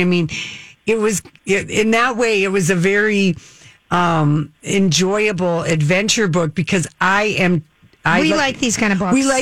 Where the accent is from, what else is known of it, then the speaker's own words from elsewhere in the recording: Duluth, Minnesota, United States; moved away; You're up in Duluth. That's my hometown.